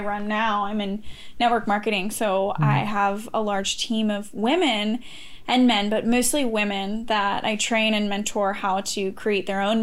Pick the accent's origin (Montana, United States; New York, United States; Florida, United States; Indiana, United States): Montana, United States; I was born and raised in Montana